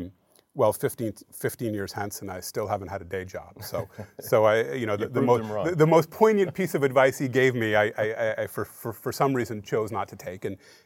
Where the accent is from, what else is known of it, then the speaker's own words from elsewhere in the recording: Falmouth, Maine, United States; moved away as an adult; also born or lived in Durham, North Carolina / New York City / Seattle, Washington; now in Portland, United States; I grew up in Falmouth, went to Falmouth High School. And I often tell people that I spent most of my childhood figuring out how to get out of Maine.